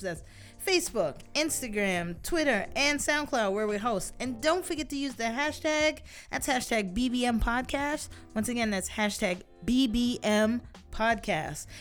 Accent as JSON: {"language": "English", "country": "United States", "said": "being an American"}